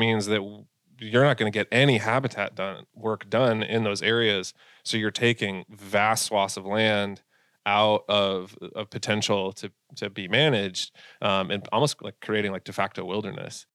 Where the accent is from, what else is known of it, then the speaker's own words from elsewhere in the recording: Massachusetts, United States; moved away as an adult; also born or lived in Milwaukee, Wisconsin; now in Minnesota, United States; I'm from, uh, Massachusetts originally, you know, born and raised out there